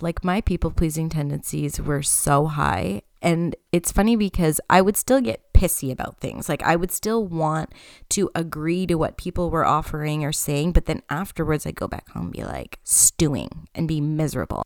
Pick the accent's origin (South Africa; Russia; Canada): Canada; I am Canadian